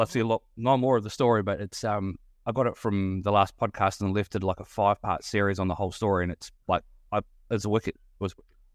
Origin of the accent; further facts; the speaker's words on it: New Zealand; moved away; coming from New Zealand, I don't know whether you've picked up my accent